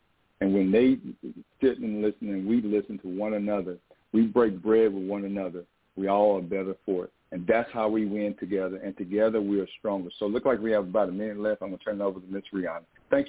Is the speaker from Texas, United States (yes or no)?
yes; Texas, United States; The only thing they know is that I'm a Texan